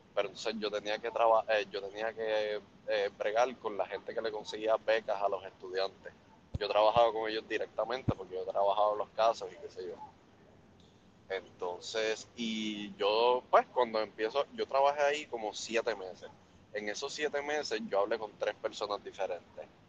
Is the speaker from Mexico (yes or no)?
no; Puerto Rico; como buenos puertorriqueños